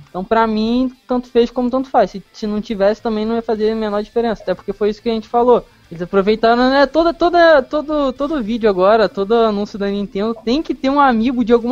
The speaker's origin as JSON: {"language": "Portuguese", "region": "Rio de Janeiro", "country": "Brazil", "said": "eu, eu sou do estado do Rio, né? As Olimpíadas vão ser aqui no estado do Rio"}